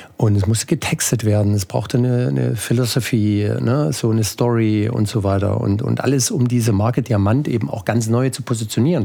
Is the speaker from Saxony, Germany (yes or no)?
yes; Ore Mountains, Saxony, Germany; moved away; also born or lived in Chemnitz; Ich stamme eigentlich aus, aus dem Erzgebirge